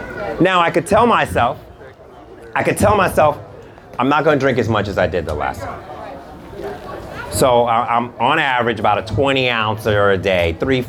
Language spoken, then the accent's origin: English; United Kingdom; I'm British, pinkies up, right?